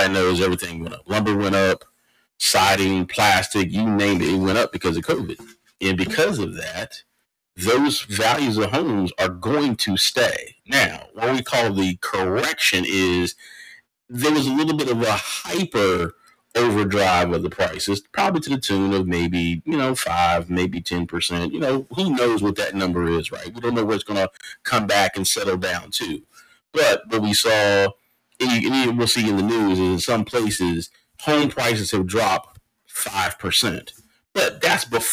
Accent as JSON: {"language": "English", "town": "Austin", "region": "Texas", "country": "United States", "tie": "born or raised there", "moved": "yes", "lives_now": "Maryland, United States", "said": "my hometown of Austin"}